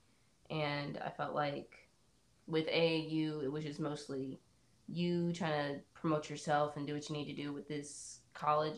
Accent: Winston-Salem, North Carolina, United States; I was born and raised in Winston-Salem

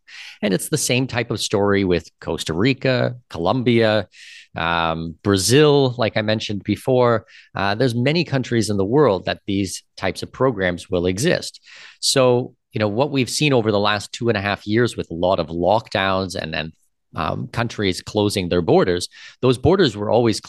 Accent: Canada; now in Panama City, Panama; And from my personal side as well, I'm Canadian with Danish heritage.

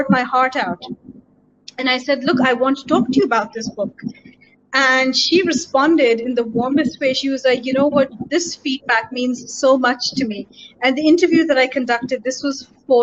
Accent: United Kingdom; moved away as an adult; also born or lived in London; now in Pakistan; having grown up in the West as a brown female, as a South Asian, as a Pakistani, as a minority member

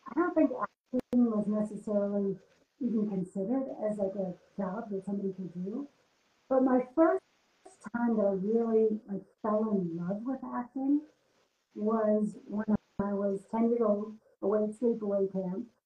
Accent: United States; moved away as an adult; now in Germany; I'm an American actress living and working in Germany. I came for love, not my career

